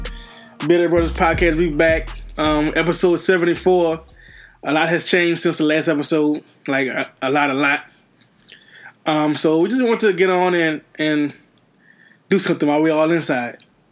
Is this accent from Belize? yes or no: no; Louisiana, United States; Yeah, I mean, we're all from Louisiana in here, and we can say, it's all right.